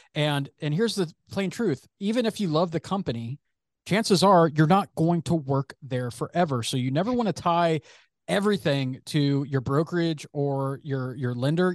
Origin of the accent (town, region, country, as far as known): San Francisco Bay Area, California, United States; born or raised there